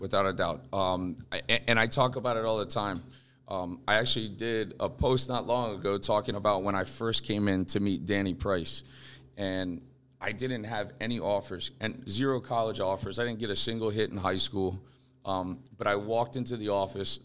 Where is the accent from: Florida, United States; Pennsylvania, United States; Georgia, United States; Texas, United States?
Florida, United States; Fort Lauderdale; I grew up here in Fort Lauderdale